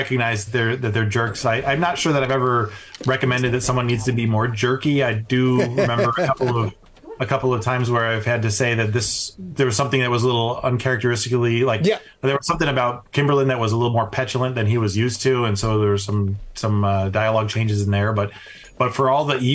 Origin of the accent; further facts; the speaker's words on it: California, United States; also born or lived in Chicago; I have lived the majority of my life in California